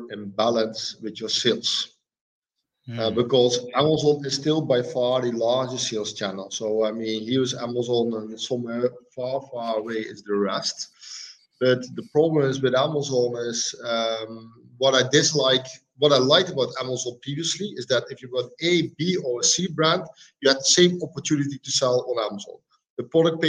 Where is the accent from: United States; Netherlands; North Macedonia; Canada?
Netherlands; also born or lived in Tuscany, Italy; I'm from the Netherlands, making this call from Italy